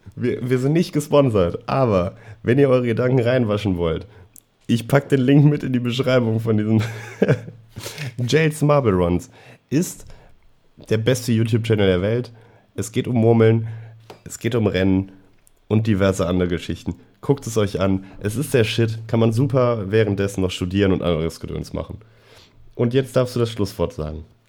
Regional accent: Germany; wir als, als Deutsche

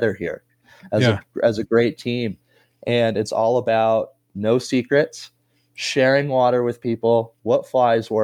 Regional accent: Wyoming, United States; now in Lyons, United States; I'm from Wyoming.

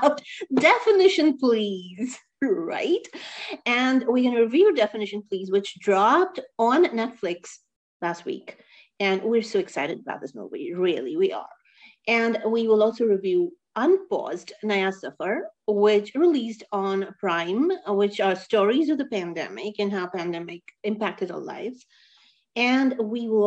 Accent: United States; as American Indians

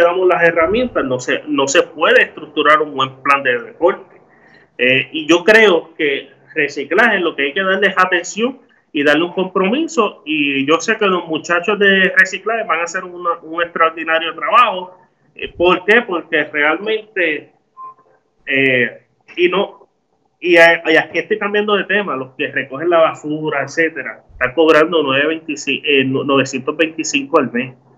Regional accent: Ciales, Puerto Rico; a mi pueblo de Ciales

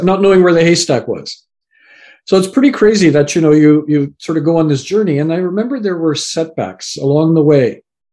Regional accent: Canada; also born or lived in England; So I was born in England, raised in Canada, and my parents come from Fiji Islands

